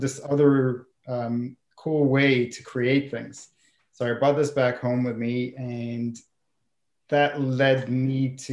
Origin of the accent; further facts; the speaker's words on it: Israel; moved away as an adult; Growing up in Israel